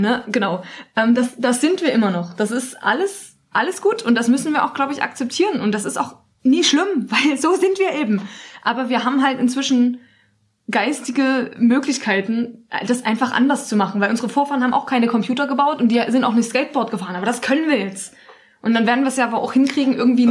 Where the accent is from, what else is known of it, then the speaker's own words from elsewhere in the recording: Germany; in Deutschland, obwohl wir uns vielleicht mehr als Deutsche fühlen